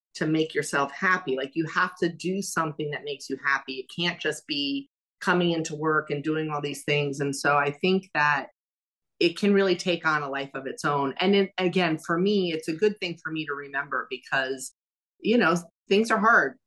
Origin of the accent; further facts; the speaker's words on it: New York City, New York, United States; moved away as an adult; also born or lived in Miami / San Francisco; now in Louisville, United States; I grew up in New York City, as we know. I lived in Miami, I lived in San Francisco